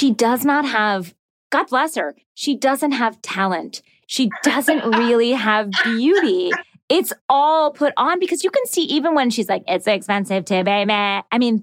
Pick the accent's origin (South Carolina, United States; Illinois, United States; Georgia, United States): Georgia, United States; I'm from Georgia